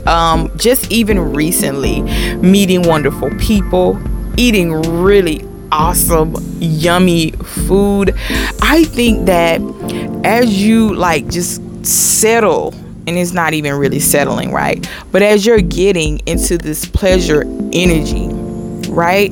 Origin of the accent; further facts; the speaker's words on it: Mississippi, United States; my family is from Mississippi. I'm from Mississippi